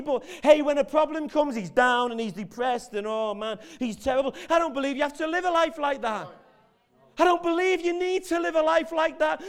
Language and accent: English; Merseyside, North West England, United Kingdom; I'm from Merseyside